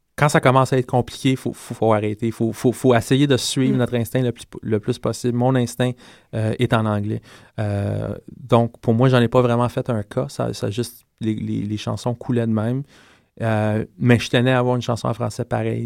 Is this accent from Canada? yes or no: yes; Quebec, Canada; first language English; French is a second language; je suis québécois, donc mhm. parler français pour moi, c'est très important